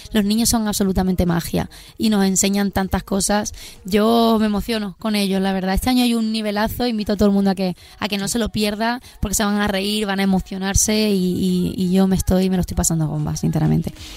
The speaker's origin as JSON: {"language": "Spanish", "country": "Spain", "said": "siendo española"}